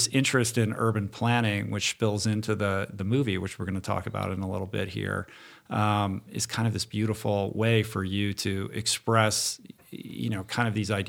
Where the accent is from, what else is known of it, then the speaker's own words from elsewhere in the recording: Bethesda, Maryland, United States; Mm-hmm. I'm from Bethesda.